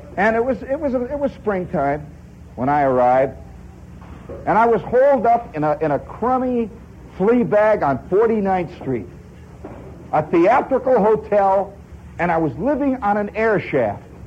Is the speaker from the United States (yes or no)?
yes; Indiana, United States; moved away as an adult; also born or lived in Hobart, Indiana; now in New York City, United States; I come from Indiana